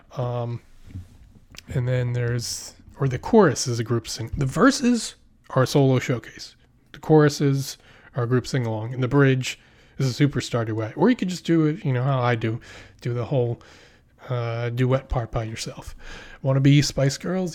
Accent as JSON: {"language": "English", "town": "Philadelphia", "region": "Pennsylvania", "country": "United States", "moved": "yes", "lives_now": "New York, United States", "said": "I'm from Pennsylvania, I live in New York."}